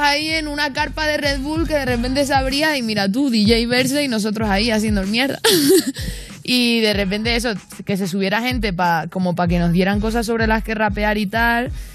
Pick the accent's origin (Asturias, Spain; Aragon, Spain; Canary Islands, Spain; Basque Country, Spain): Canary Islands, Spain; lo siguiente viene de mi tierra